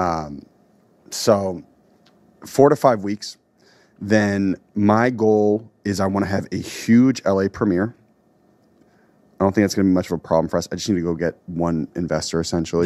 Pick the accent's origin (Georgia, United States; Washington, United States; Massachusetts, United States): Massachusetts, United States; Boston; moved away as an adult; also born or lived in Lincoln, Massachusetts / Cambridge, Massachusetts; now in Los Angeles, United States; I am from Boston, Massachusetts, more specifically Lincoln, Massachusetts, and Cambridge, Massachusetts